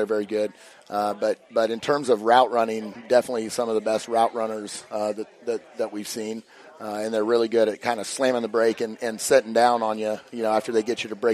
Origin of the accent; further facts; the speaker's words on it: McCook, Nebraska, United States; now in Hastings, United States; I'm from the McCook area